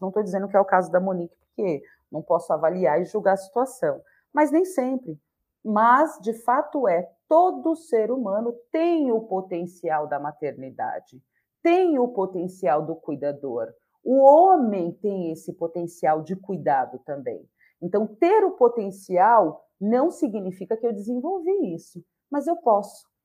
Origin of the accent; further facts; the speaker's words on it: Bahia, Brazil; eu sou baiana